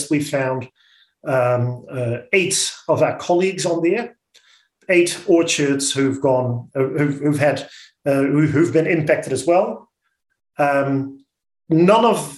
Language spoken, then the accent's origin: English; Netherlands; accent: Dutch; now in New Zealand; I'm an immigrant to this country. You'll hear my accent that I'm a Dutchie.